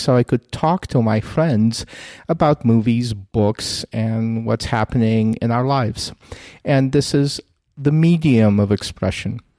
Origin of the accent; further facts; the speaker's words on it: Kyiv, Ukraine; moved away; I'm a Russian speaker originally from Kiev.